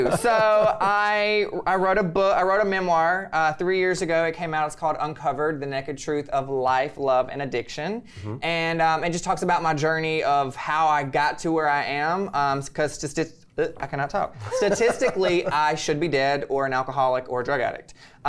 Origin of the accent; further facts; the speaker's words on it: Birmingham, Alabama, United States; So, but I came from Alabama, Birmingham, Alabama.